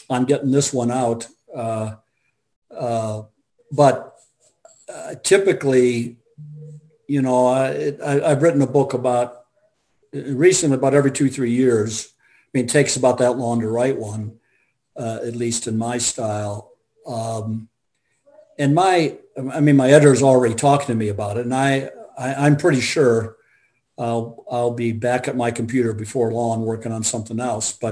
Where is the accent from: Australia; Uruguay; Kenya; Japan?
Australia; i'm I'm uh … from Australia.